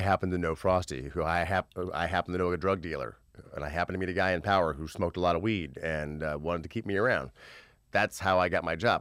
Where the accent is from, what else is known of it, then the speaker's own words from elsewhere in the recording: Terre Haute, Indiana, United States; moved away as an adult; now in Los Angeles, United States; I'm from Terre Haute, Indiana